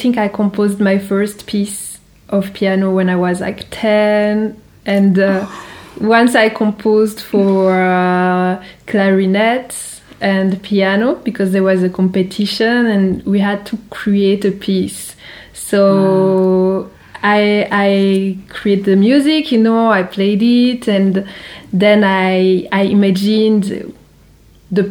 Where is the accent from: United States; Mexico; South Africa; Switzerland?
Switzerland; Geneva; my hometown in Geneva